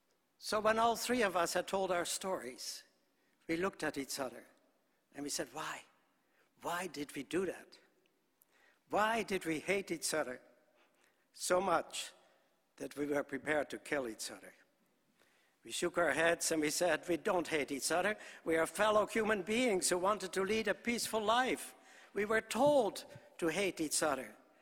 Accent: Netherlands; born there; I was born in Holland shortly after the war started. Our country was occupied.

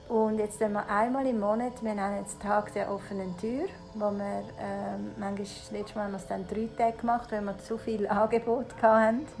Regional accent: Switzerland; Ich bin halb Italienerin, also mein Vater ist Italiener. Und ich bin aber in der Schweiz geboren, bin immer nur in der Schweiz gewesen.

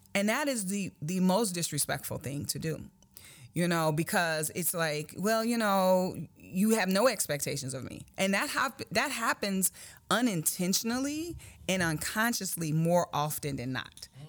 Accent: Chicago, Illinois, United States; grew up on the South Side of Chicago

